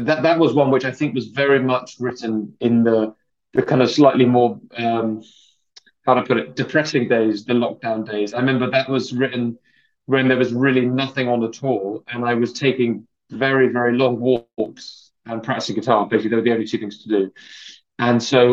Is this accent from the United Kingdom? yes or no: yes; London, United Kingdom; I grew up in London, so I'm a Londoner